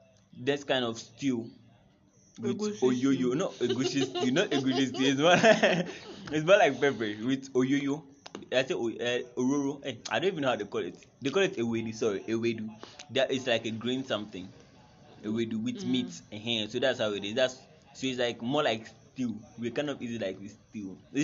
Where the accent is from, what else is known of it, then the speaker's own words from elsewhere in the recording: Nigeria; You guys know I'm Nigerian